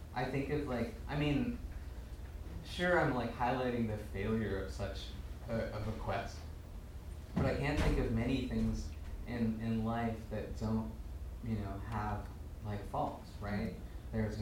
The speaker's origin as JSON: {"language": "English", "country": "United States", "tie": "born or raised there", "said": "I was born here"}